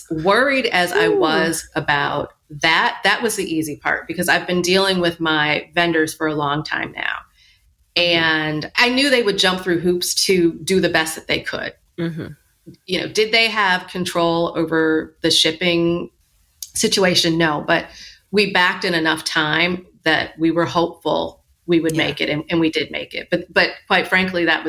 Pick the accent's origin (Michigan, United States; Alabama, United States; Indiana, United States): Michigan, United States; now in New York, United States; I grew up in Michigan